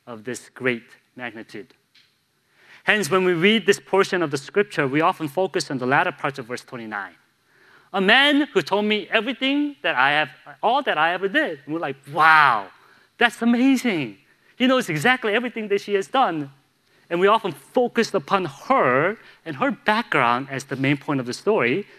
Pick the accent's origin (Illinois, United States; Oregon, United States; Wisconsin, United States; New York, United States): Illinois, United States; Chicago; now in Charlotte, United States; I grew up in Chicago